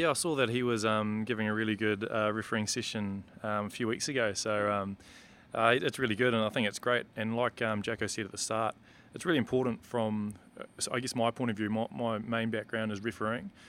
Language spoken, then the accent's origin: English; New Zealand; as a Kiwi